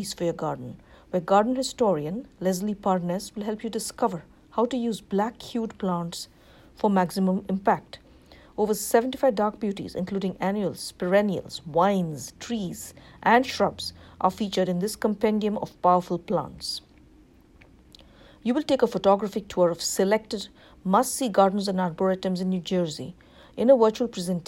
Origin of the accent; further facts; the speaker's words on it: India; now in Livingston, United States; growing up in India.